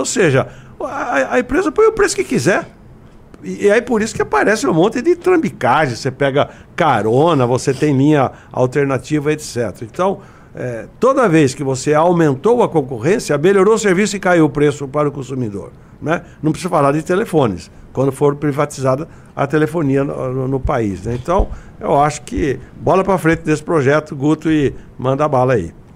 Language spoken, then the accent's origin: Portuguese; Araras, São Paulo, Brazil; also born or lived in Jaboticabal; minha Araras, que eu sou de lá, minha terra natal